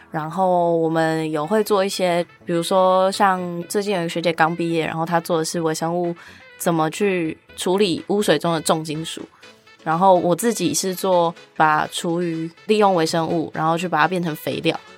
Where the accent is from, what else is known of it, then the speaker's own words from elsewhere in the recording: Kaohsiung, Taiwan; moved away as an adult; now in Taipei, Taiwan; 因为我是高雄人，想要往北一点这样